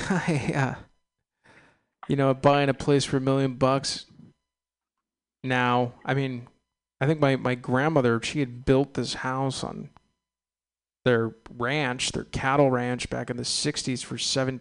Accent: San Ramon, California, United States; now in San Francisco, United States; I was raised on a cattle ranch in San Ramon off of Bollinger Canyon Road.

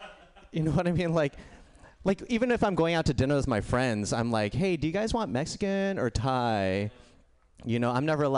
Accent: India; No, yeah, I'm Indian, and samosas are an Indian food.

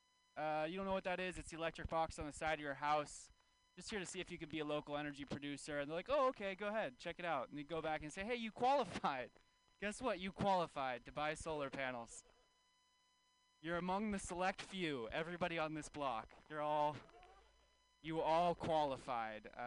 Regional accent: California, United States; I grew up in California

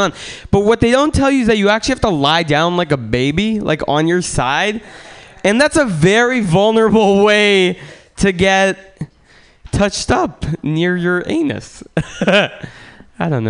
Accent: Russia; now in United States; I'm from Russia originally

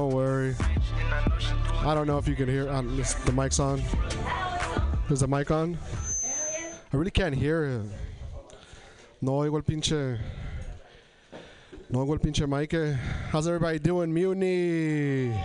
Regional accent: Tri-Cities, Washington, United States; moved away as an adult; now in Portland, United States; So I'm from Eastern Washington, but I live in Portland now. I come from an area in Washington called Tri-Cities, Washington.

